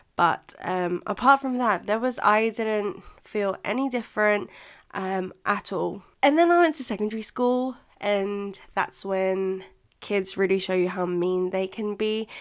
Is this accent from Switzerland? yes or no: no; England, United Kingdom; first language Filipino; English is a second language; also born or lived in Philippines; my English culture, which I do think I have because I grew up here